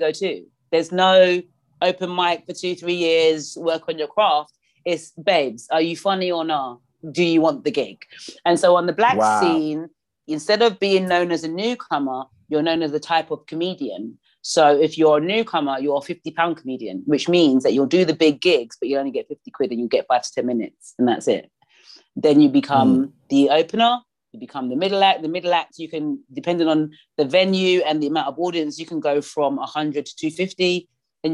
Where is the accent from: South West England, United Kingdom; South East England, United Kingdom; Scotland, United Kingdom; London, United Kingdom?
London, United Kingdom; I'm from South London